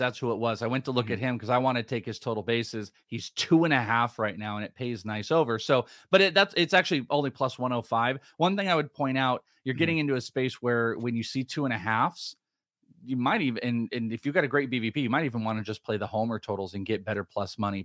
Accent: San Francisco Bay Area, California, United States; I'm from the Bay Area

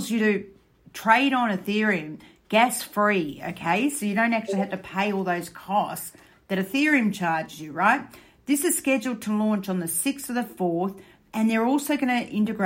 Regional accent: Australia; I'm Australian

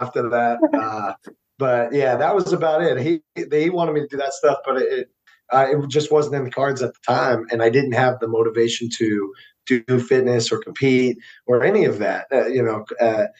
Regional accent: Fort Lauderdale, Florida, United States; also born or lived in St. Augustine, Florida; I'm originally from South Florida, like Fort Lauderdale area

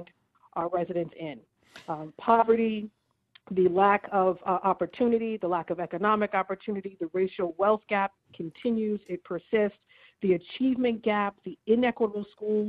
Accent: Boston, Massachusetts, United States; He was a BPS kid, just like me.

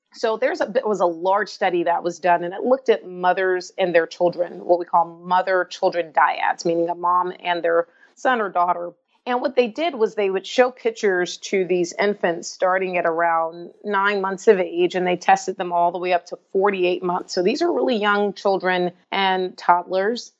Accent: Atlanta, Georgia, United States; since I was a young child growing up in Atlanta, Georgia

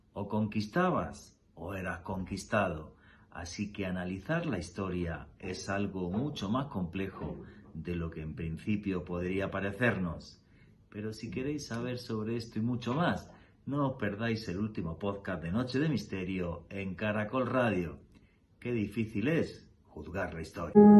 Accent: Eastern Andalusia, Spain; now in Colombia; Yo que soy andaluz, y esto lo cuento muchas veces, en la región de yo que soy, donde yo soy, de la Andalucía Oriental

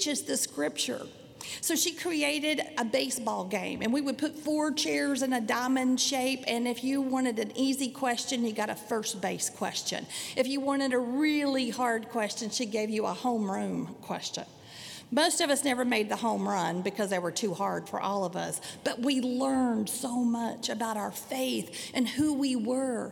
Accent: Sanger, United States; I grew up in Sanger United Methodist Church. It was a little small town

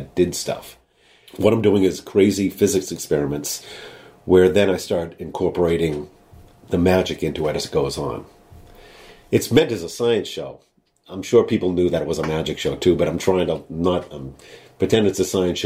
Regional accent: New England, United States; I grew up in New England

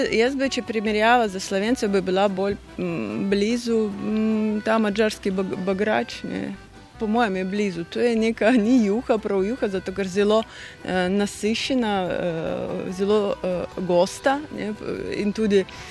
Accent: Russian Far East, Russia; moved away; moje otroštvo je bilo na Daljem vzhodu Rusije

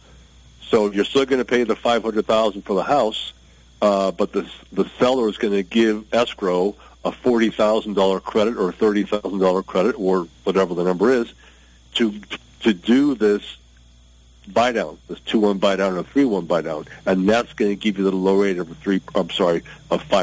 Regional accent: Michigan, United States; moved away; I grew up in Michigan

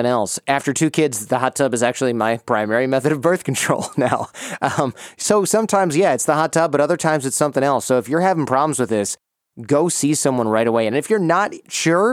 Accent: Michigan, United States; I grew up in Michigan as a middle-class white dude, so we wore our shoes all through the house

